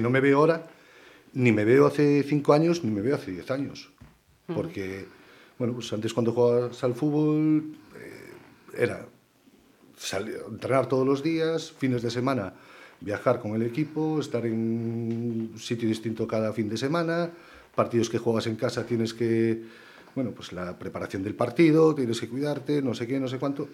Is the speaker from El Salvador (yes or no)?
no; Ponte Caldelas, Galicia, Spain; now in Pontevedra, Spain; yo soy de Ponte Calderas y me crié en Calderas